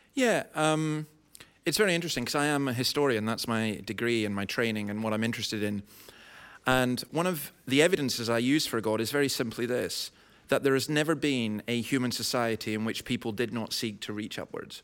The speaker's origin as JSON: {"language": "English", "region": "Scotland", "country": "United Kingdom", "said": "I'm a Scottish Calvinist"}